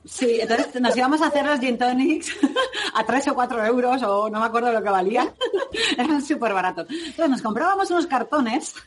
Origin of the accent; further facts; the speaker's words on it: Levante, Spain; Cristina y yo que somos aquí de Levante